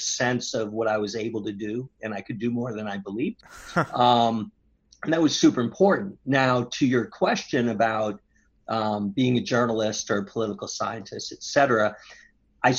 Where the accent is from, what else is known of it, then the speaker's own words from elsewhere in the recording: Boston, Massachusetts, United States; I grew up in South Boston